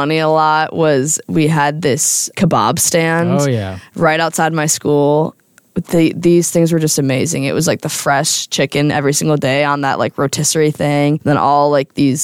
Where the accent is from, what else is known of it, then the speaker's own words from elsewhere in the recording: United States; as an American abroad